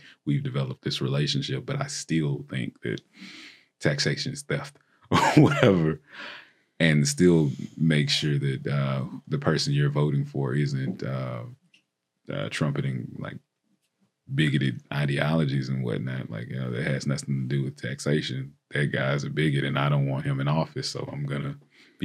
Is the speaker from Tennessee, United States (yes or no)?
yes; Tennessee, United States; Tennessee, my home state